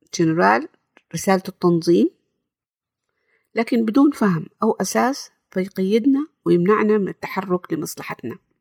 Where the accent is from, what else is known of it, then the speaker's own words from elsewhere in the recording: Jeddah, Makkah Province, Saudi Arabia; سعودية من جدة، زي ما هو واضح من لهجتي أظن.